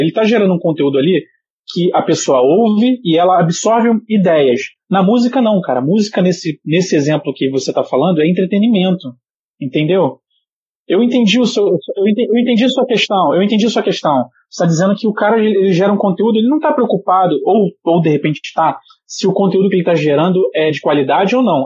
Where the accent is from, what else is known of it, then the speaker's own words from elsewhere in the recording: Brazil; como brasileiro